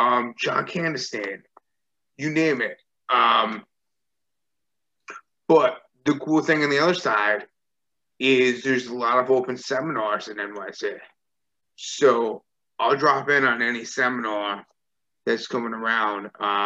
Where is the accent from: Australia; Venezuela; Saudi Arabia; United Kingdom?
Australia; ooh, visa issues because I'm from Australia.